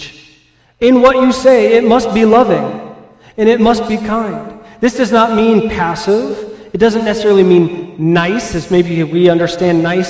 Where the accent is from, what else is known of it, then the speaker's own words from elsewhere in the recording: California, United States; now in Midwest, United States; where I grew up in California